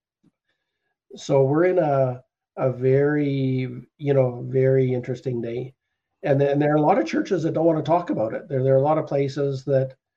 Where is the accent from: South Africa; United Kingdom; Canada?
Canada; we're Canadian citizens.